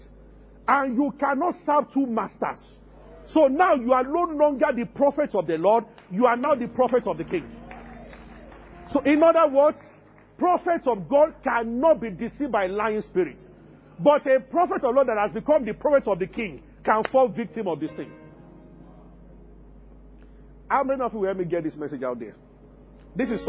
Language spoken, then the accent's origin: English; Abeokuta, Ogun State, Nigeria; growing up in Abeokuta